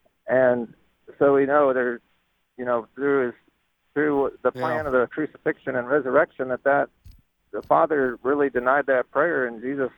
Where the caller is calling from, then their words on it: McPherson, Kansas, United States; I'm on a road trip with my wife and kids, actually up to Kansas City from McPherson.